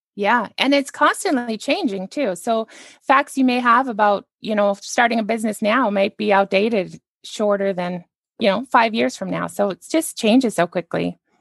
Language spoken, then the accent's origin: English; Canada; now in United States; I'm actually a Canadian and I live here in the United States